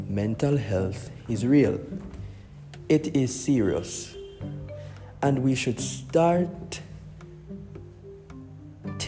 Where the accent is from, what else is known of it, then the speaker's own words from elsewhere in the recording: Jamaica; As a Jamaican